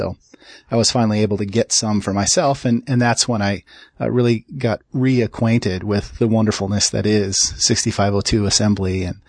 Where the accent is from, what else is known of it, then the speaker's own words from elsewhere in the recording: Minneapolis, Minnesota, United States; I grew up in Minneapolis, the birthplace of the famous MEC computing consortium.